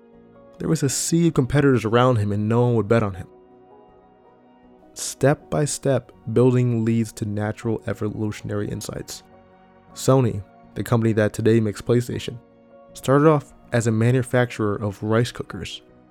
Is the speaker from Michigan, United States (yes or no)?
yes; Detroit, Michigan, United States; I'm from Detroit. I don't like superficial things. I like how when a car is built, the metal bends.